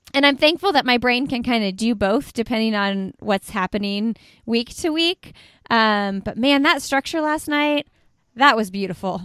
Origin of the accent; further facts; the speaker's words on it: Indianapolis, Indiana, United States; That is my hometown where I live